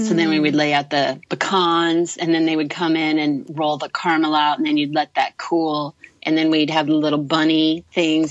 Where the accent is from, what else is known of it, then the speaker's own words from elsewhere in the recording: Durango, Colorado, United States; I grew up in Durango